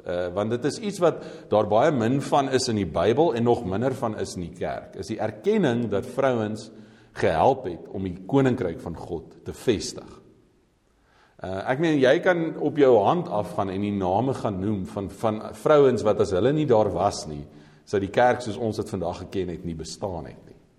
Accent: South Africa

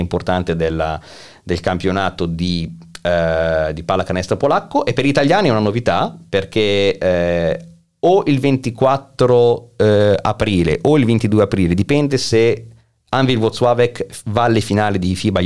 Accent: Milan, Lombardy, Italy; moved away as an adult; now in Kraków, Poland; essendo nato a Milano, quindi essendo un lombardo

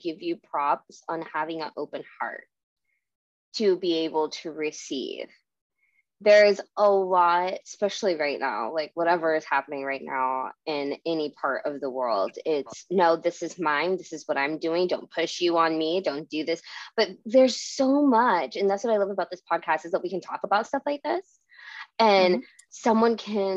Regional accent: Dallas, Texas, United States; accent: country; I'm from Dallas. I should say Texas for the state

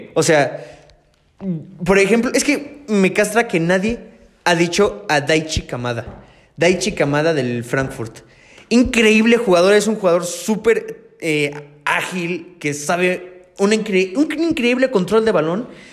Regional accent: Mexico; also born or lived in Canada; yo como mexicano

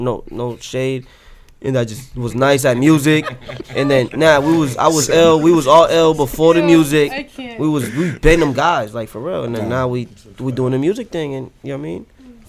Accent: Boston, Massachusetts, United States; I'm really from here. I'm really from Boston, Massachusetts, from Dorchester. I'm really from that.

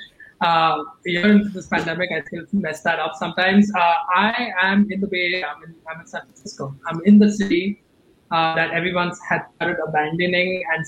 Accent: Mumbai, Maharashtra, India; now in California, United States; I grew up in Bombay

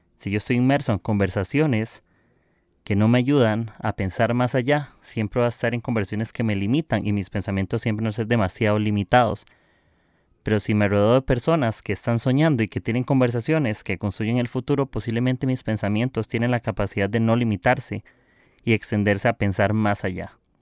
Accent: Costa Rica; soy de Costa Rica

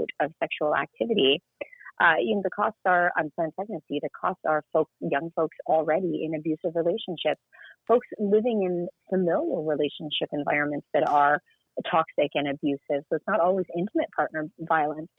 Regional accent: Canada; I'm from Canada where, you know, physical health care is accessible to us

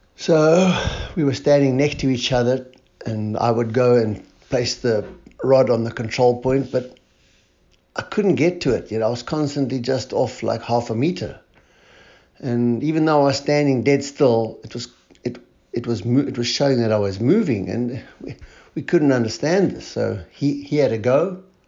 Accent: Cape Town, Western Cape, South Africa; I'm from Cape Town, South Africa

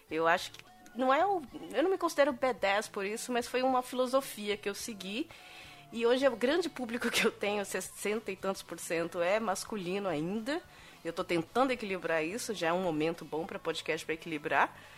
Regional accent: São Bernardo do Campo, São Paulo, Brazil; eu sou de São Bernardo.

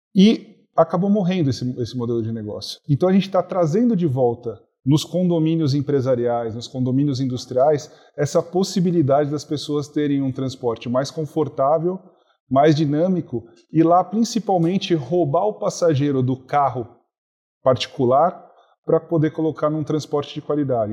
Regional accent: Brazil; eu, que sou brasileiro

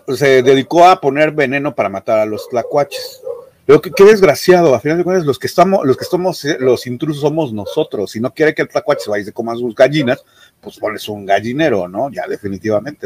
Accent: Mexico; como mexicanos

